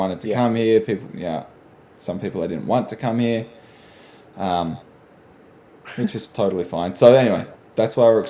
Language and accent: English; Australia; I'm Australian